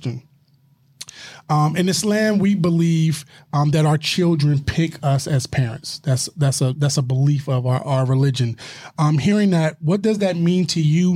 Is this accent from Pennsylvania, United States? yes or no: yes; Philadelphia, Pennsylvania, United States; I'm from Philadelphia